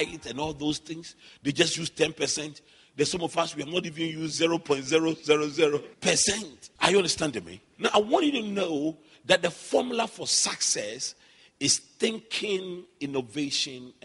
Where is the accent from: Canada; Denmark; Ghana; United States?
Ghana; Accra, Greater Accra; I grew up in Adabraka, so all my childhood memories are there.